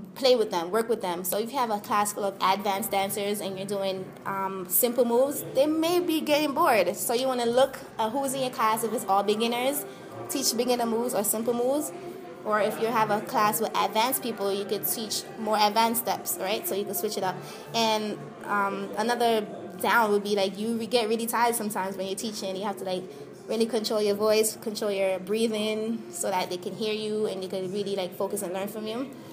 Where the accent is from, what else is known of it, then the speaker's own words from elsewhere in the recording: Jamaica; now in United States; I'm Jamaican, born and raised